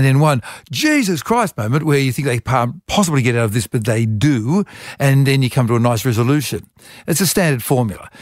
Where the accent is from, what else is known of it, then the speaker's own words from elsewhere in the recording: Wollongong, New South Wales, Australia; also born or lived in Europe; I was a lonely kid at school, uh, 'cause I was, um, not an Irish Catholic like everybody else was at the Catholic school. I was from Europe. And so I sort of retreated into reading books. And Wollongong Library had a wonderful library